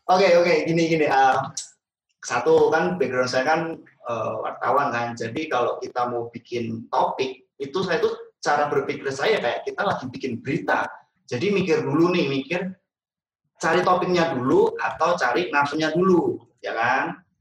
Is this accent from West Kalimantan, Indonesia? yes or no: no; Semarang, Central Java, Indonesia; accent: Javanese; now in Jakarta, Indonesia; saya dari Semarang, logat oh, Jawa itu nggak bisa hilang sih walaupun saya udah 10 tahun lebih di Jakarta tetap nggak bisa ngomong gue, lo